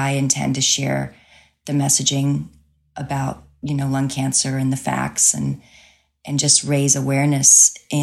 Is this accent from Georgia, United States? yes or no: no; Crowley, Louisiana, United States; moved away as an adult; also born or lived in New Jersey; my hometown for Easter weekend in Crowley, Louisiana